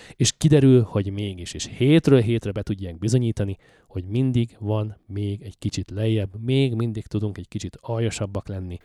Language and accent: Hungarian; Hungary; now in Canada